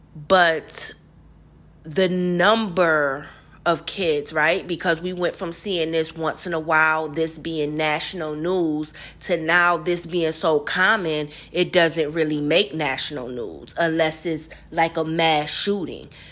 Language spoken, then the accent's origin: English; Rochester, New York, United States; I'm from Rochester, New York